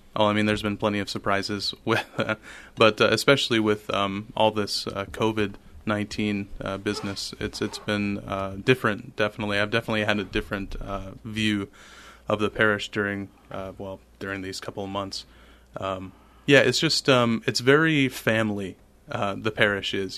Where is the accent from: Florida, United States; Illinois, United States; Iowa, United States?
Iowa, United States; Urbandale; moved away as an adult; now in Saint Paul, United States; my home parish is Saint Pius the Tenth, uh, in Urbandale. And so, I attended Catholic schools my whole life. First, uh, kindergarten through eighth grade in, uh, Saint Pius the Tenth.